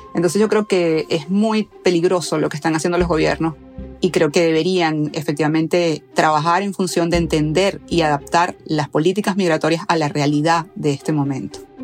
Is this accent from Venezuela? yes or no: yes; Venezuela